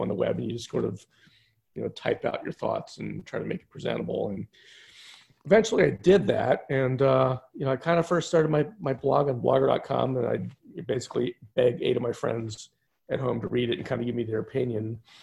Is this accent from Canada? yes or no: no; Philadelphia, Pennsylvania, United States; I grew up outside Philadelphia